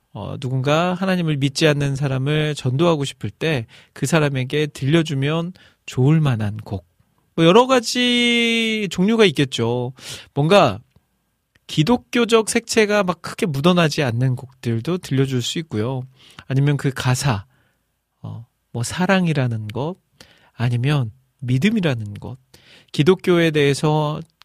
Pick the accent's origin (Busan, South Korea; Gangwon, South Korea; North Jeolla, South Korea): North Jeolla, South Korea; Iksan; 제 고향이 익산이니까 익산 제일 번화가 중앙동이라고 있어요